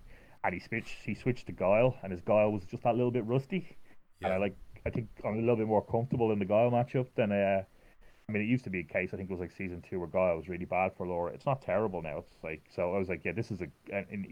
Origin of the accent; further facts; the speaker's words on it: Ireland; me being Irish